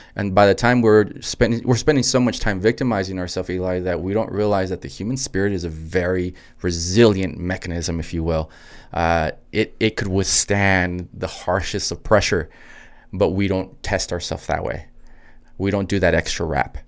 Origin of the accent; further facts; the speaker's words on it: El Paso, Texas, United States; also born or lived in Anthony, Texas / Los Angeles / New York City; born and raised in El Paso, Texas